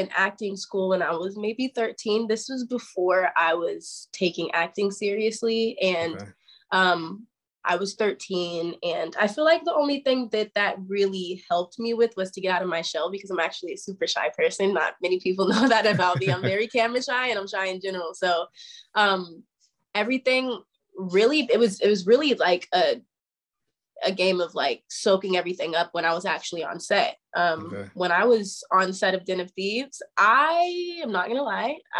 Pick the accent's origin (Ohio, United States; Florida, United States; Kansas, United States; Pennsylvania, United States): Kansas, United States; Topeka; I'm from Topeka, Kansas, so I'm from a super small town